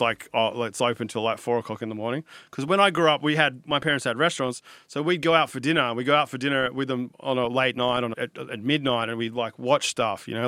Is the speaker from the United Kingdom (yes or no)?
no; Sydney, New South Wales, Australia; I grew up on the Northern Beaches in Sydney.